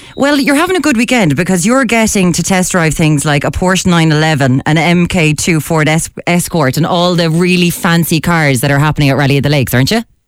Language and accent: English; Limerick, Munster, Ireland; my hometown of Limerick